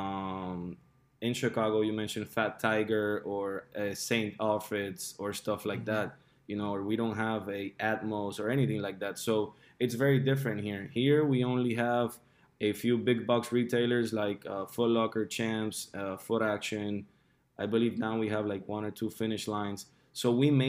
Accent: Puerto Rico; moved away as an adult; also born or lived in Miami; although I was born and raised here in Puerto Rico, I left when I was 19 to go to college, and I lived for almost 9 years in Miami

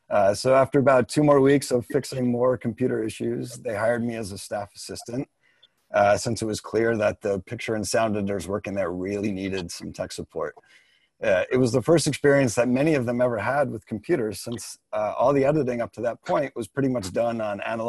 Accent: Midwest, United States; moved away as an adult; also born or lived in New York; a young man growing up in the Midwest

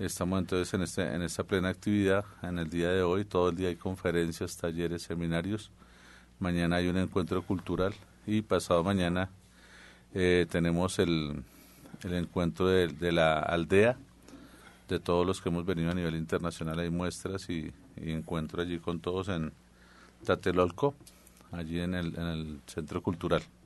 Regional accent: central Colombia, Colombia; yo soy del centro de Colombia

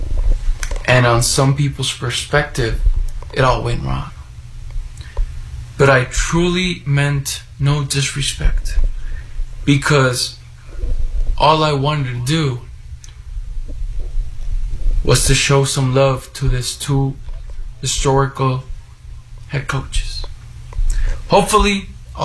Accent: Calexico, California, United States; also born or lived in Mexicali, Mexico; I was studying my elementary school September 11, 2001. In Calexico, California

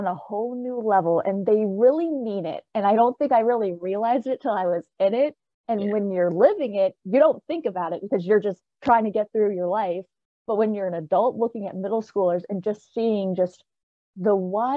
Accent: Richmond, Virginia, United States; moved away as an adult; now in Harrisonburg, United States; I'm originally from Richmond, Virginia, born and raised

